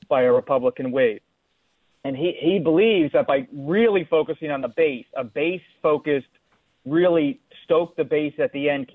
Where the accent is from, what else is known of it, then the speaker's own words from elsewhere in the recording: Bucks County, Pennsylvania, United States; I grew up in Bucks County